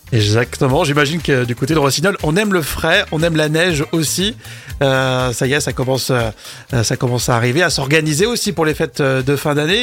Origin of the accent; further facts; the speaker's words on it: Isère, Auvergne-Rhône-Alpes, France; a des origines ici, de chez nous, en Isère